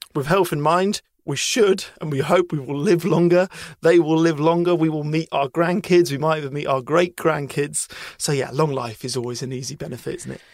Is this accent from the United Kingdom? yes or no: yes; United Kingdom; as a British person